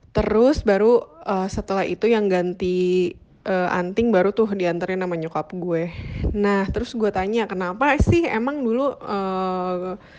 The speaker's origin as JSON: {"language": "Indonesian", "town": "Bogor", "region": "West Java", "country": "Indonesia", "tie": "born or raised there", "said": "gue lahir besar di Bogor"}